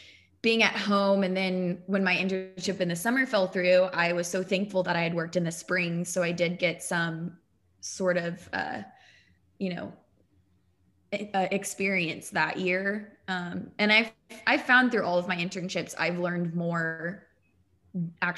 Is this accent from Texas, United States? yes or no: yes; Austin, Texas, United States; moved away as an adult; now in Houston, United States; growing up in Austin